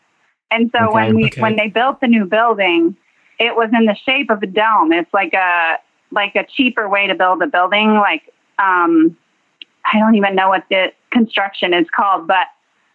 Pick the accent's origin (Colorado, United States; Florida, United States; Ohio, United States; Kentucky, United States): Florida, United States; Tallahassee; now in Jupiter, United States; I grew up in Tallahassee